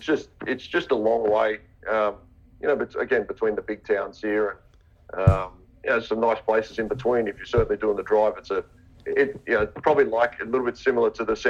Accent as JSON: {"language": "English", "country": "Australia", "also_born_or_lived": "England", "said": "Look, I'm Australian. I've spent a bit of time all over the place, to be honest. You know, I spent a year in England. I lived in England for a little bit."}